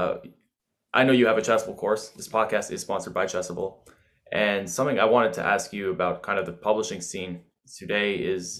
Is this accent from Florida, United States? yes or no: no; New York City, New York, United States; as an American chess player, I can even speak to that it does feel like, you know, I'm from New York City